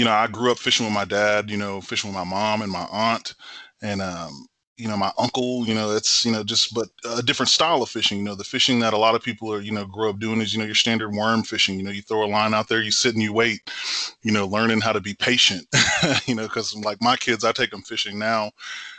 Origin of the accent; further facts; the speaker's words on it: Temple, Texas, United States; I'm originally from Temple, Texas, born and raised, you know, a Texan thoroughbred through and through